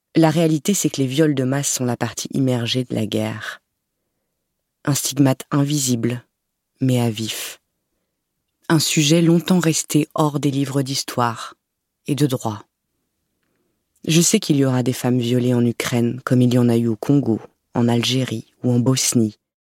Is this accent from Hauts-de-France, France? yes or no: no; Lorraine, Grand Est, France; Je suis née en Lorraine, aux confins de la France et de l'Allemagne